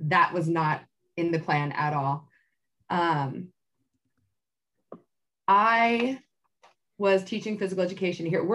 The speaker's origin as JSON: {"language": "English", "town": "Tracy", "region": "California", "country": "United States", "tie": "born or raised there", "said": "I grew up in Tracy, and I went to high school out here"}